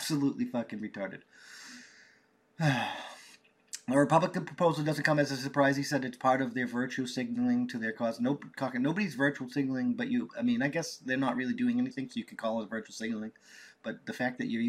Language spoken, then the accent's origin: English; United States; I love being American